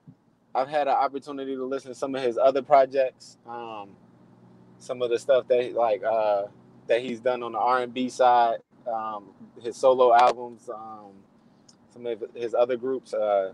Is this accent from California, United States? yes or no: yes; Inglewood, California, United States; guys, you know, that I grew up in Inglewood, you know, haven't been able to work themselves out.